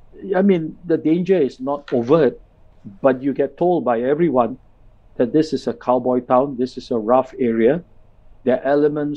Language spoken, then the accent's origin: English; India; as a Singh, you know, as an Indian with a Singh, I was often